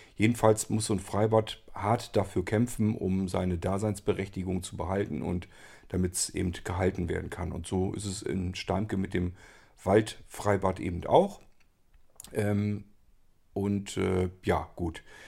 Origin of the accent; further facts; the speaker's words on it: Barenburg, Lower Saxony, Germany; das ist Barenburg, wo ich aufgewachsen bin